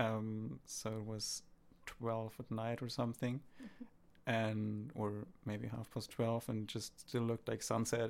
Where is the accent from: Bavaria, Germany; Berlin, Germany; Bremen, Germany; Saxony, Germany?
Bremen, Germany; moved away as an adult; now in Sweden; my hometown, Bremen, we have the river, uh, Weser